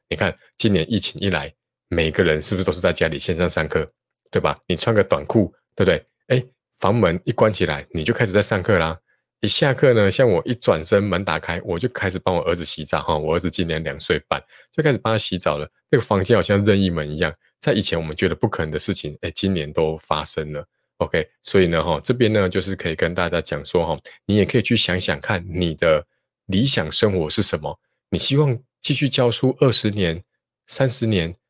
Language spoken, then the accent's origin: Chinese; Taichung, Taiwan; 我是台中人